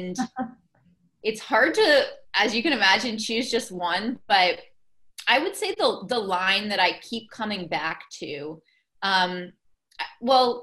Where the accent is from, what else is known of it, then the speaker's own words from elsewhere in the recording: Boston, Massachusetts, United States; I'm from Boston, so I was here in Boston